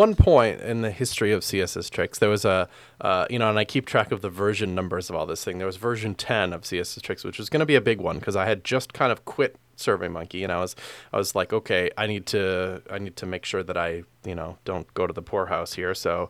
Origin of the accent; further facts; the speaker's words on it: Midwest, United States; I don't know if it's necessarily that I'm from the Midwest, thus I thus I am more community oriented.